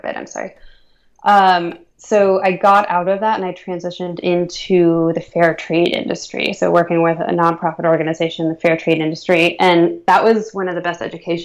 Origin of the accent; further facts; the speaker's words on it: Northern Virginia, United States; growing up in Northern Virginia, which is where I grew up.